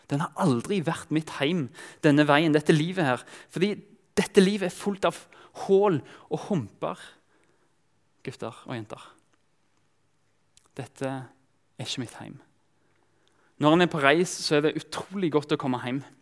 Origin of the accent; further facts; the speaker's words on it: Kenya; also born or lived in Tanzania; jeg vokste opp som misjonærbarn i Kenya og, og, Tanzania. Av og til så, så følte jeg meg fremmed fordi Egentlig bare pga. hudfarge. Jeg snakka språket